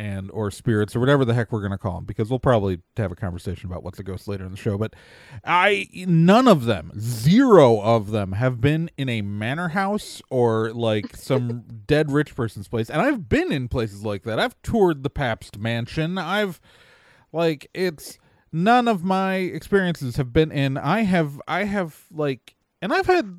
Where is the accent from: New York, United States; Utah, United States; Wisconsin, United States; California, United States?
Wisconsin, United States; Wauwatosa; I grew up in the Milwaukee suburbs. I went to Wauwatosa East High School